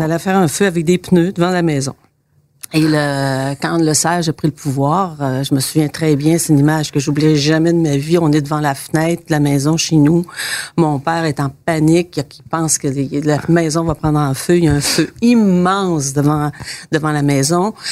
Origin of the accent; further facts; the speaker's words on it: Saint-Roch-des-Aulnaies, Quebec, Canada; Je suis né à Saint-Roch-des-Aunais